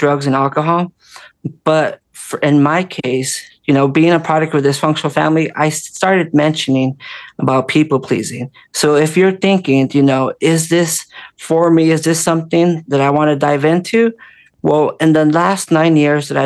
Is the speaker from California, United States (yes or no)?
yes; Orange County, California, United States; growing up in California, Orange County